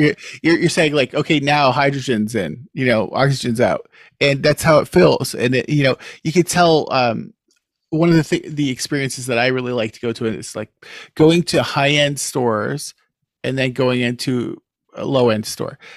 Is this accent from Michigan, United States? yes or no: no; King of Prussia, Pennsylvania, United States; moved away as an adult; now in Canada; growing up near King of Prussia